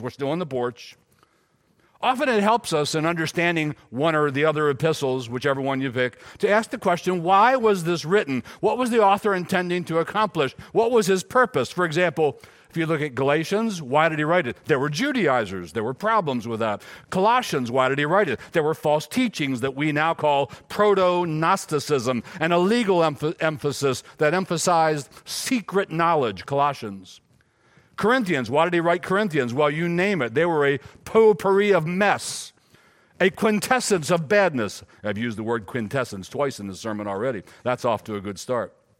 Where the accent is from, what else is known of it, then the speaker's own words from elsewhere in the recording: Silver Run, Maryland, United States; also born or lived in Gettysburg, Pennsylvania; I was born in Gettysburg, but raised in Silver Run, Maryland